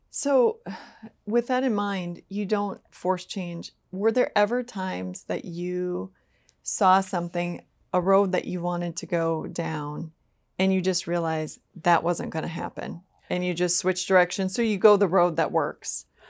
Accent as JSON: {"language": "English", "region": "Minnesota", "country": "United States", "said": "I'm from Minnesota."}